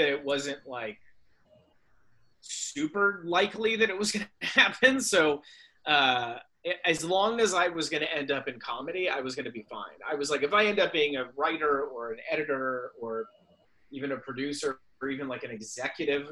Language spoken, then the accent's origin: English; Silicon Valley, Bay Area, California, United States; now in Los Angeles, United States; I'm from the Silicon Valley, like the Bay Area